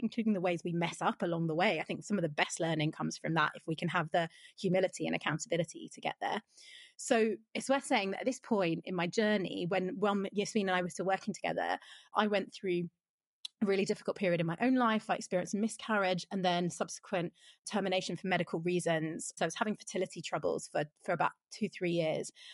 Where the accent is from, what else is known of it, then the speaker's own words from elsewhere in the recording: London, United Kingdom; I was born in South London, but I live in North London